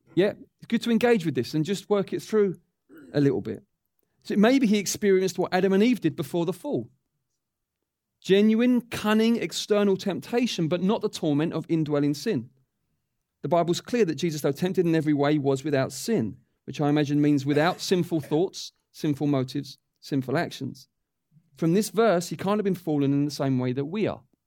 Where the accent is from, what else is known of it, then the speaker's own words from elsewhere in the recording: England, United Kingdom; as English people